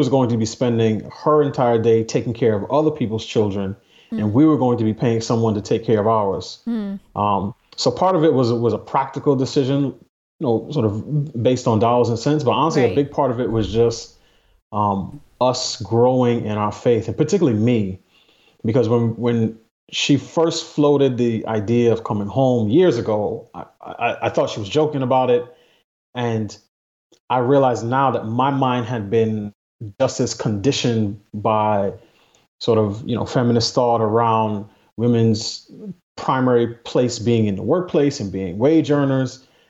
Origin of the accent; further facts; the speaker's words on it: New York City, New York, United States; I grew up in New York City. There weren't that many Republicans to vote for.